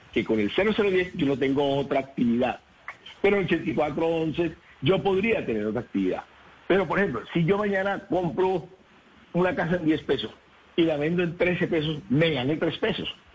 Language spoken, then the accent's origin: Spanish; Colombia; soy el primer colombiano